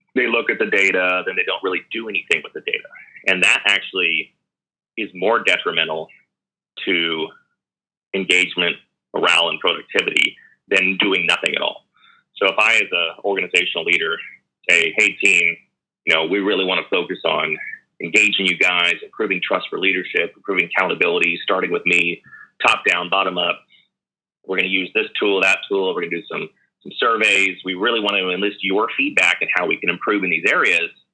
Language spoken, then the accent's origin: English; Dallas, Texas, United States; I grew up in Dallas